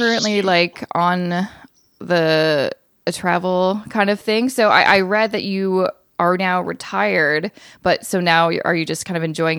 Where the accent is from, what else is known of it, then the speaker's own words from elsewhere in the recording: British Columbia, Canada; moved away; also born or lived in Vancouver, Canada; I'm from BC too.